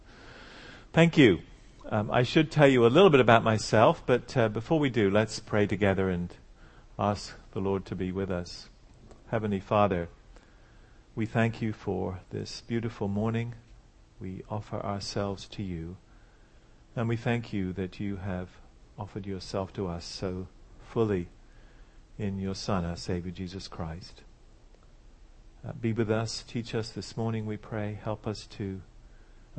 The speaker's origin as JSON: {"language": "English", "region": "England", "country": "United Kingdom", "also_born_or_lived": "Switzerland / St. Louis, United States", "moved": "as an adult", "lives_now": "United States", "said": "I'm from England, as you can still tell, just about."}